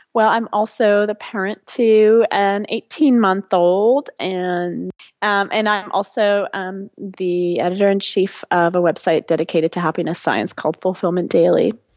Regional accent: France; also born or lived in China; now in United States; I'm originally from France, and, um, I, I've obviously lived in the U S for twenty years, and then I lived in China for a couple years

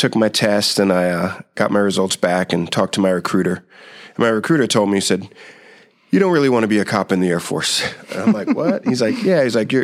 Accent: Wappingers Falls, New York, United States; moved away as an adult; also born or lived in Brooklyn, New York; I lived in Brooklyn till I was seven. And then my family and I moved upstate about 2 hours to a small town called Wappingers Falls. It's right outside of Poughkeepsie, if any of you know where that is. And I lived there till I was 19

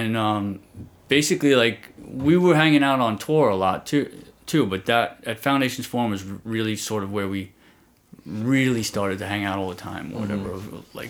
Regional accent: New York City, New York, United States; I grew up in Sheepshead Bay

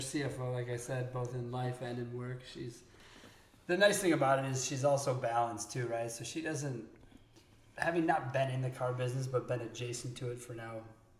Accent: Chicago, Illinois, United States; born or raised there; now in Boulder, United States

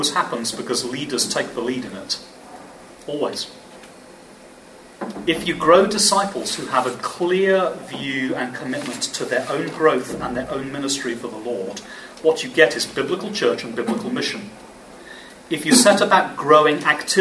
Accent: England, United Kingdom; I'm English. Sorry, we're all Brits. I'm English

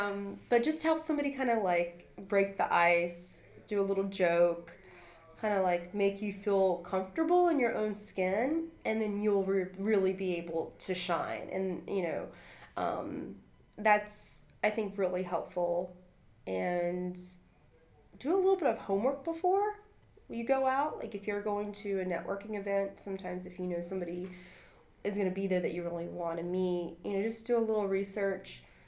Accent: North Carolina, United States; English is a second language; also born or lived in Costa Rica; And I grew up on a farm in North Carolina. And I'm from Costa Rica. My mom and I moved to America when I was, you know, two. And so, and when I was little, I didn't speak any English.

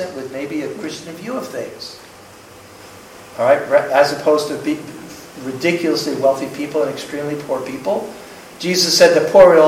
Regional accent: United States; I'm American

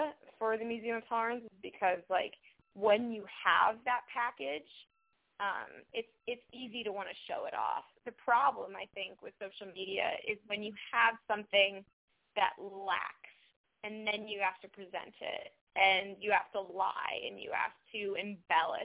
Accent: Indiana, United States; moved away; I'm from Indiana

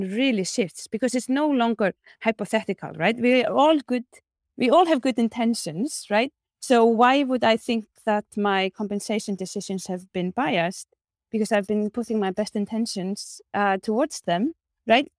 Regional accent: Iceland; my home country, Iceland

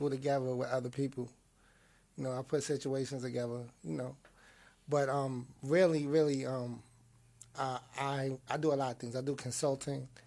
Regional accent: Queens, New York, United States; now in Arizona, United States; I'm from Queens, New York.

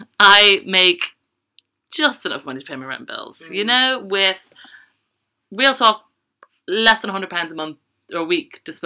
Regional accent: Dublin, Leinster, Ireland; moved away as an adult; now in London, United Kingdom; And I will never, ever slag Dublin off. It's my hometown. I love it. But London has given me a home, and it's my chosen home.

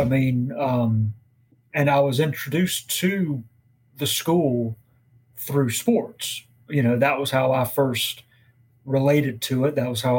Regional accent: Winston-Salem, North Carolina, United States; I was born in Winston-Salem, grew up in Winston-Salem.

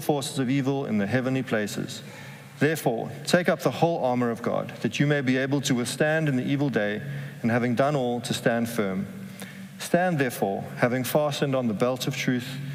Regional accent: South Africa; moved away as an adult; now in Amsterdam, Netherlands; we're both from South Africa

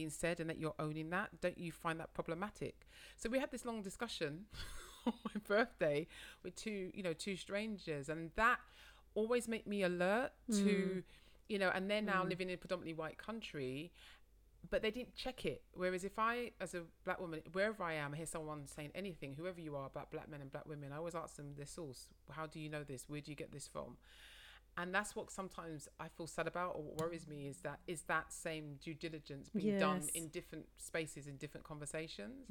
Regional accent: London, United Kingdom; I said I was from London

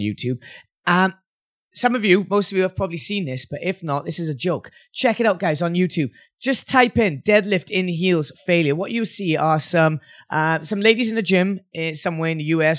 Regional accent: Wales, United Kingdom; As a Welshman

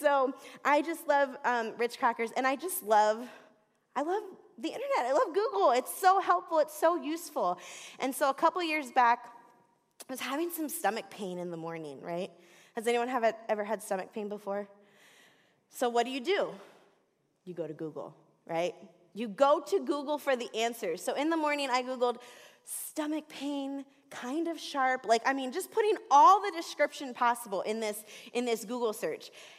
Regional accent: Florida, United States; also born or lived in Southwest Detroit; now in Detroit, United States; I'm from Florida

